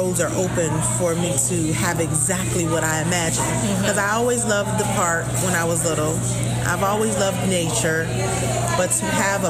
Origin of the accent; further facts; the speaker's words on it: Florida, United States; And it was clear that I was from Florida because my ideas